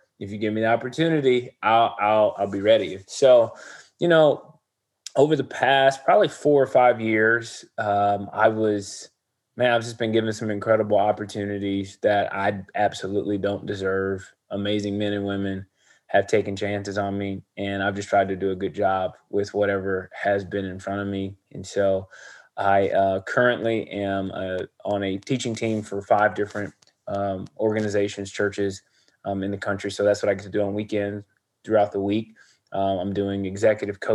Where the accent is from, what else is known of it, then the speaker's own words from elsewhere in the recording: Chicago, Illinois, United States; also born or lived in St. Louis, Missouri / Rockford, Illinois; now in Dallas, Texas, United States; I was born in St. Louis, grew up in the Chicagoland area.